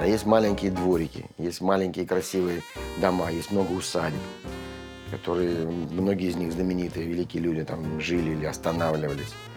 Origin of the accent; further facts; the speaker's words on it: Saint Petersburg, Russia; now in Moscow, Russia; я коренной ленинградец